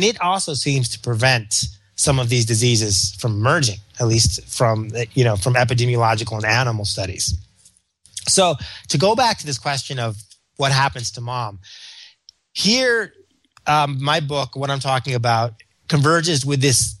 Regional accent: Memphis, Tennessee, United States; So growing up in Memphis, it may have been worms.

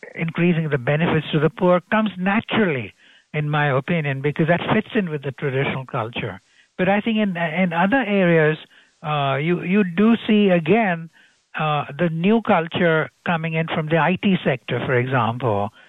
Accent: Gujarat, India; I come from Gujarat state

